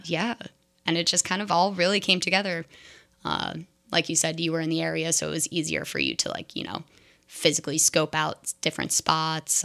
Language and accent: English; New Jersey, United States; moved away as an adult; now in Seattle, United States; I'm from New Jersey